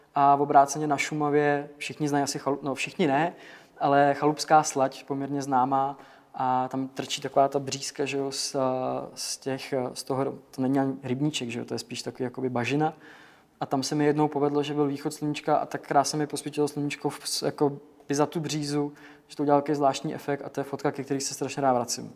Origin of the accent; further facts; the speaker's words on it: Děčín, Ústí nad Labem Region, Czechia; já jsem z Děčína, takže mám jakoby blízko Český Švýcarsko